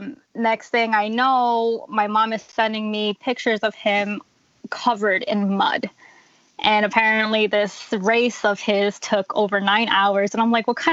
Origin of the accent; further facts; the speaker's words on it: New Jersey, United States; So I've been here my whole life. I've never moved outside of Jersey